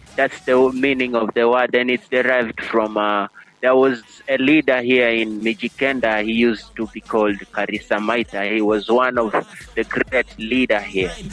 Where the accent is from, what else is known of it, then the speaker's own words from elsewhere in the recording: Coast, Kenya; first language Giriama; English is a second language; Giriama, that's my local language here, my mother language, spoken in Coast here